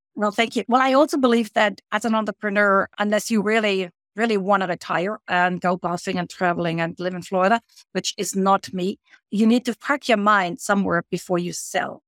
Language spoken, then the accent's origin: English; Germany; moved away as an adult; now in Canada; I grew up in Germany, but I immigrated as a young woman to Canada.